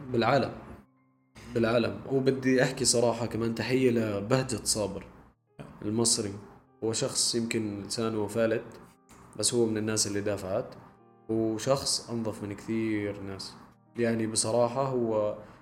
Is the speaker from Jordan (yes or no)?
yes; Jordan; احنا عندنا بالاردن